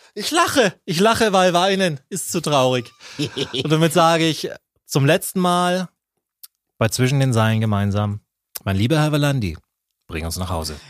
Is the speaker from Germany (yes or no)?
yes; Nuremberg, Bavaria, Germany; als Nürnberger